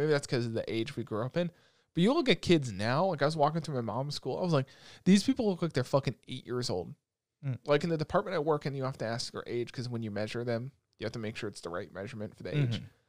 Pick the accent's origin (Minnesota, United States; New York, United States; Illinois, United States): New York, United States; Roosevelt; but I feel like it was a cool thing growing up in Roosevelt, because how many people do you know from Roosevelt that are like genuinely racist